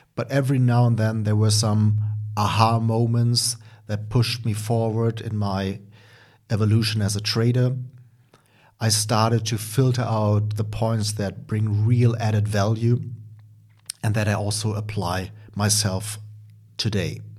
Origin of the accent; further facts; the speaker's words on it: Germany; accent: German; English is a second language; as you can hear by my accent, I'm from Germany. Um, actually currently, uh, also living in Germany.